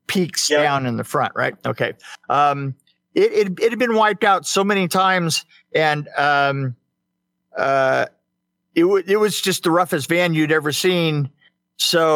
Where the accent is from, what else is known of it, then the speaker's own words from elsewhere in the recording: San Bernardino, California, United States; I was from San Bernardino